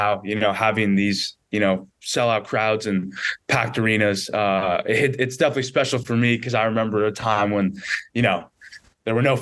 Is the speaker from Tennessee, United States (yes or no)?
no; San Diego, California, United States; growing up in San Diego, I was a local guy, local product. Went to Torrey Pines High School